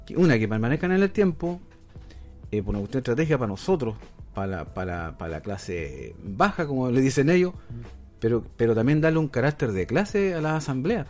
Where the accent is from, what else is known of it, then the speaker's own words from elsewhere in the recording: Coronel, Biobío, Chile; soy de Coronel